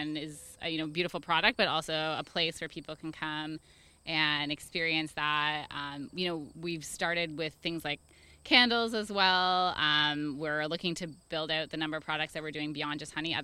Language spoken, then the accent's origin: English; Toronto, Ontario, Canada; also born or lived in Hamilton; I grew up in Toronto, I was born and raised there